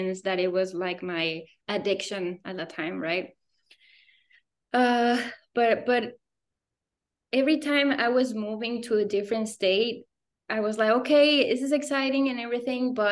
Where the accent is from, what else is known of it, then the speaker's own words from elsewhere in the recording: Morelia, Michoacán, Mexico; moved away as an adult; also born or lived in Guanajuato / Querétaro; I grew up in Morelia, is my home state in Michoacán.